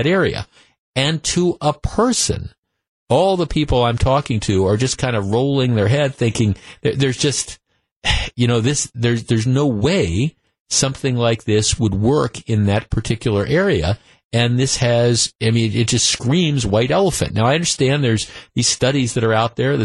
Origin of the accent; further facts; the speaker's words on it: North Shore, Wisconsin, United States; I grew up in the North Shore. I've lived in the North Shore most of my life